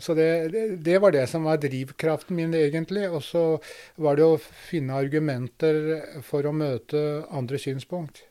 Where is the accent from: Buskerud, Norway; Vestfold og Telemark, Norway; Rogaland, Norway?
Buskerud, Norway; Drammen; Jeg vokste opp i Drammen